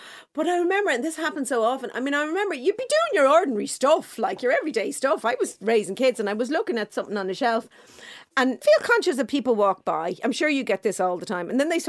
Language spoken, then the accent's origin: English; Dublin, County Dublin, Ireland; well, I'm from Clontarf.